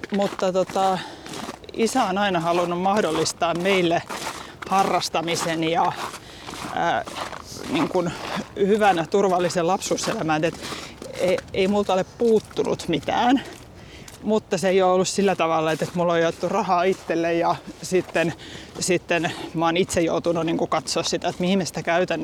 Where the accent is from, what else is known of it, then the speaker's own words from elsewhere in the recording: Helsinki, Uusimaa, Finland; huhtikuussa 82 naisten klinikalla Helsingissä, kun olen syntynyt perheyritykseen